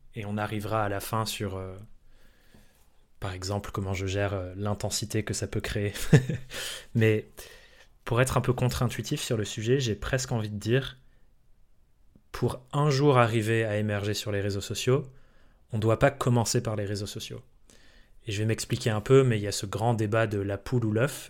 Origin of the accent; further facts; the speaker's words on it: France; also born or lived in England; je suis anglais euh, de naissance, mais j'ai grandi en France